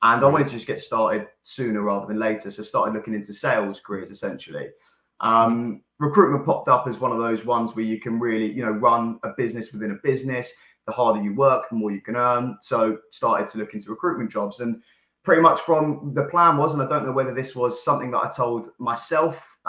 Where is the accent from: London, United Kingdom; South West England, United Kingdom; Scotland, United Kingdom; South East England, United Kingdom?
South East England, United Kingdom; Caterham; I grew up in Surrey, Caterham area